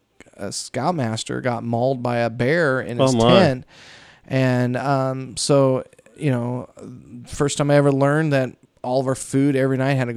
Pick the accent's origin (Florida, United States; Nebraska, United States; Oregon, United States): Oregon, United States; Pendleton; moved away; I come from Pendleton, so they have the third largest rodeo in the world, and we go to it every year